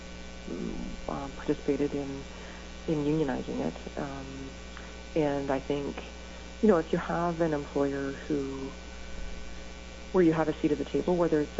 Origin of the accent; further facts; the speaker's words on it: Northern Ontario, Canada; moved away; I came from Northern Ontario. It's pretty sheltered